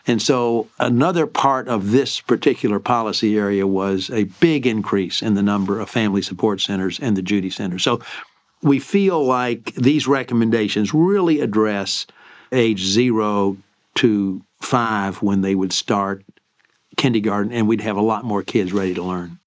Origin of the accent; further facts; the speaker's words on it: Lexington, Kentucky, United States; moved away as an adult; also born or lived in New Jersey / Maryland; I grew up in Lexington, Kentucky